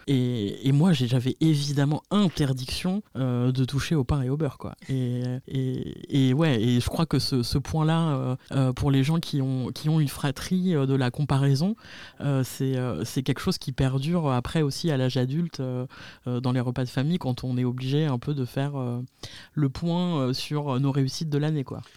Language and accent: French; Spain; je suis espagnole